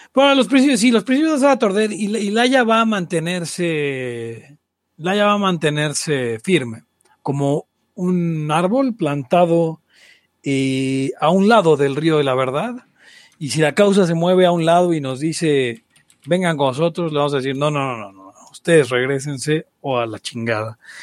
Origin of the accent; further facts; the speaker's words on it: Balbuena, Mexico City, Mexico; soy de Avalbuena